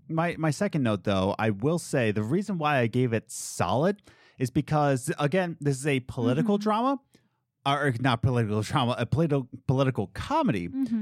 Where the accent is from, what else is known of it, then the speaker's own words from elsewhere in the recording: East Coast, United States; we're planning to move to the Midwest and we're from the East Coast